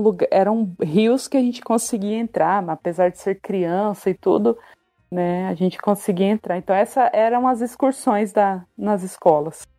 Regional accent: Ariquemes, Rondônia, Brazil; accent: caipira; moved away as an adult; now in São Paulo, Brazil; Eu nasci na cidade de Ariquemes, é, no ano de 1984

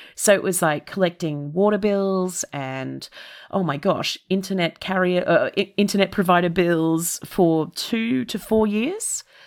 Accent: Melbourne, Victoria, Australia; first language English; moved away as an adult; now in London, United Kingdom; I'm an Australian that is from a temperate Australian city, which is to say, Melbourne

